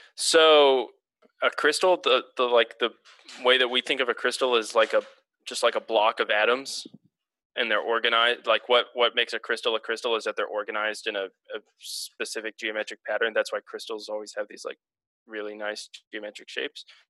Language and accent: English; Houston, Texas, United States; now in Portland, United States; I'm from Houston, Texas, the greatest city on earth.